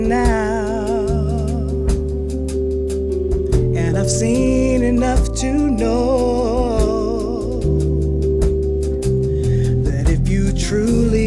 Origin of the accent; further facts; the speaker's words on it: Chicago, Illinois, United States; moved away as an adult; also born or lived in Boston; now in Los Angeles, United States; I'm from Chicago